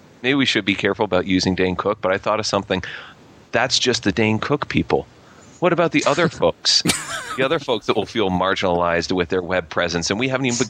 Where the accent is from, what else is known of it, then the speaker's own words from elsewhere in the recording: Canada; I'm Canadian